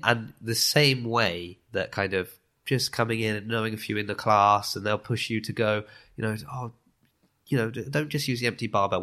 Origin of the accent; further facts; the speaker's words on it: Lymington, South East England, United Kingdom; moved away as an adult; also born or lived in Southampton / Italy; now in Bath, United Kingdom; I was born in Southampton, but I grew up in, in Lymington